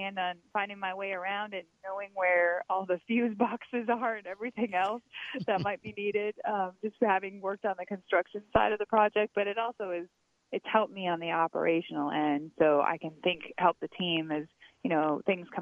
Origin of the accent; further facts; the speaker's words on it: Wisconsin, United States; I grew up in Wisconsin